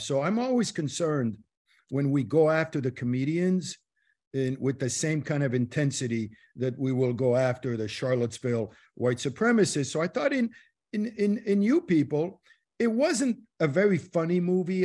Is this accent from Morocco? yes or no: yes; Morocco; moved away; I was born in Morocco